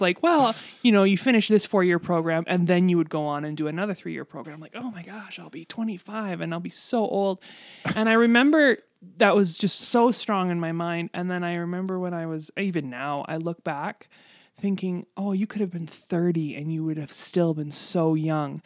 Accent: Canada; I love being Canadian, and I love where I live, and, and there, there is no place like home, really

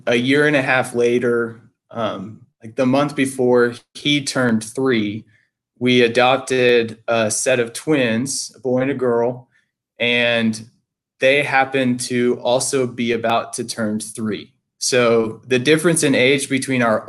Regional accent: Texas, United States; moved away as an adult; now in Franklin, United States; I am from Texas

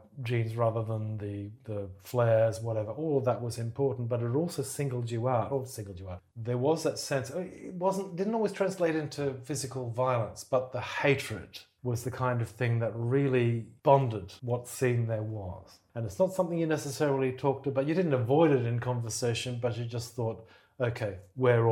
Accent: Townsville, Queensland, Australia; moved away as an adult; also born or lived in Brisbane; I'm from Townsville, which is a provincial city, very sort of big industrial port and an army town

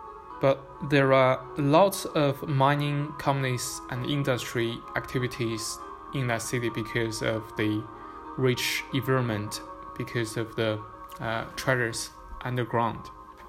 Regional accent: Xining, Qinghai, China; born there; But the reason why I was born in Xining is because my father was working there. My father was working in Qinghai province by the time I was born.

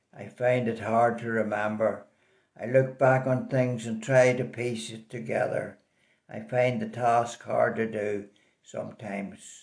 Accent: Belfast, Northern Ireland, United Kingdom; also born or lived in Tullyallen; I was born in Belfast in 1934 and went to school in Tullyallen during the war years. I lived there with my granny and grandpa. They were great years. I came back to Belfast when I was seven or eight years old. I attended St Kevin's School

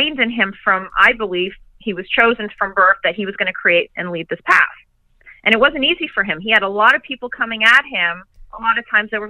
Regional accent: New York, United States; I am from New York

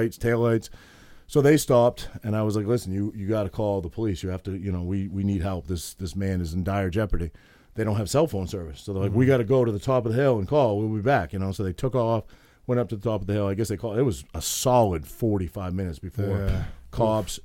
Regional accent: Maine, United States; I'm from Maine

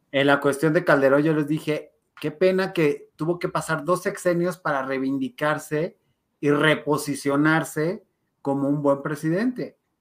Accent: Mexico; sí somos mexicanos agachones muchas veces

